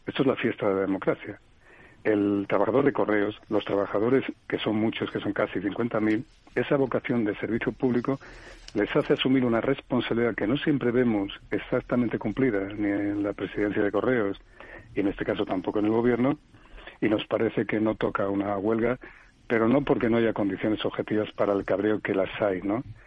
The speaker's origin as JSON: {"language": "Spanish", "region": "Asturias", "country": "Spain", "tie": "born or raised there", "said": "en mi pueblo, que soy asturiano"}